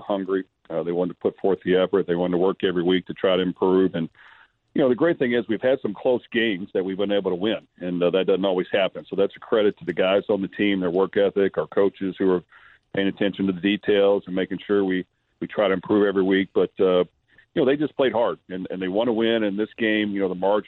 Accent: Louisville, Kentucky, United States; my hometown

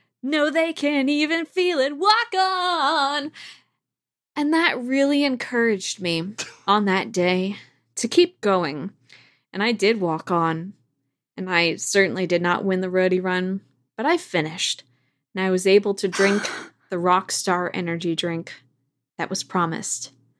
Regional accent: Port Townsend, Washington, United States; In my hometown of Port Townsend, Washington

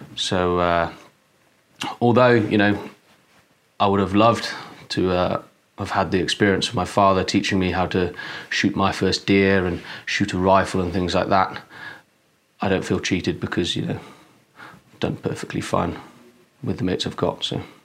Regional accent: Wales, United Kingdom; I'm a Welshman

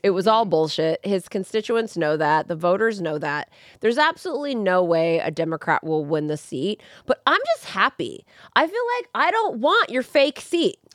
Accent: United States; now in Burbank, United States; being American

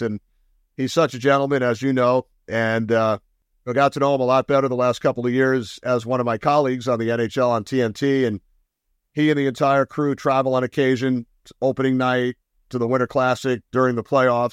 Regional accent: Long Island, New York, United States; the town where I grew up on Long Island

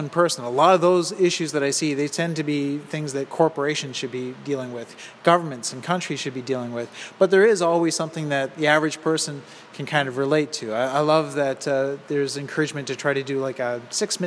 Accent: Toronto, Ontario, Canada; As a Torontonian, I grew up

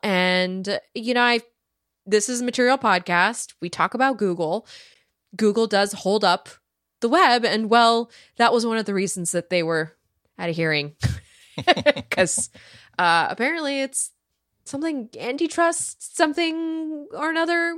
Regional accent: Silicon Valley, California, United States; I grew up in Silicon Valley

